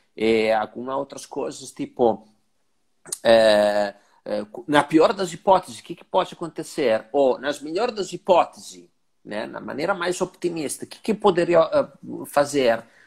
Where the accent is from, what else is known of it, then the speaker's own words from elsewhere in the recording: Italy; now in Brazil; eu sendo que sou italiano